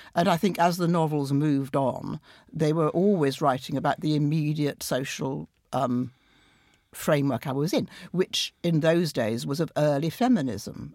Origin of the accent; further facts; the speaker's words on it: Sheffield, Yorkshire and the Humber, United Kingdom; moved away; during the miners' strike in Sheffield, my hometown, I went back a lot